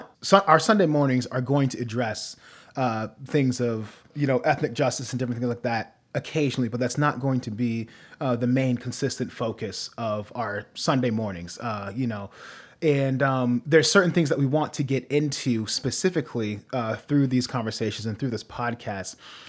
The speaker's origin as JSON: {"language": "English", "town": "Norwalk", "region": "Ohio", "country": "United States", "tie": "born or raised there", "said": "I grew up in Ohio. My family traveled a lot when I was younger, but the most I remember is growing up in Midwest Ohio, city of Norwalk, small"}